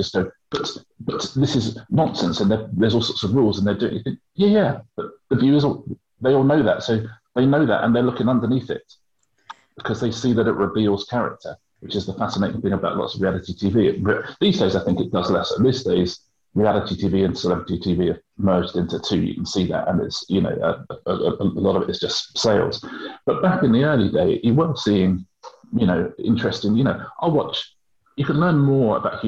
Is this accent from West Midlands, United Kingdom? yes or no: no; Brighton, South East England, United Kingdom; It was down in Brighton, and that's my hometown